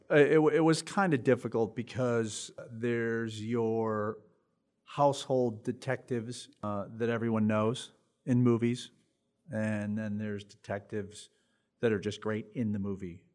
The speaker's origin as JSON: {"language": "English", "town": "Chicago", "region": "Illinois", "country": "United States", "tie": "born or raised there", "said": "the ghouls on Channel thirty-two that we grew up with in Chicago"}